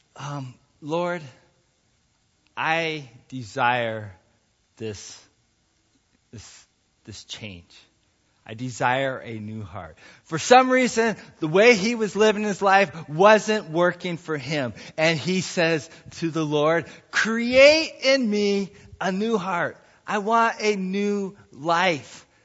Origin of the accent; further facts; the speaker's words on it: United States; also born or lived in Ohio / Montana; I was growing up in Ohio and in Montana